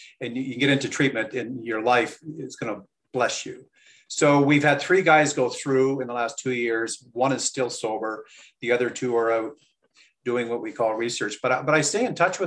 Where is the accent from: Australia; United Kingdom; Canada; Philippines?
Canada; Peterborough, Ontario; I was born in Peterborough, raised in Ontario